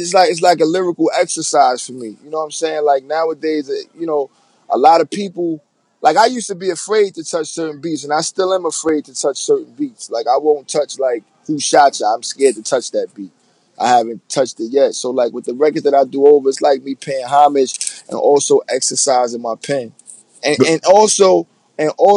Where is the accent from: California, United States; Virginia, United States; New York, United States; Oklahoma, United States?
New York, United States; New York City; I'm from New York. I'm from the Bronx